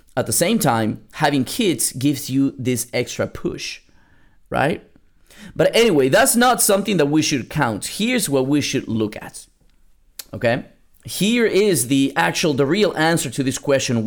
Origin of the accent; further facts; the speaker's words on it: Lima, Peru; moved away; I was born in South America, in Lima, Peru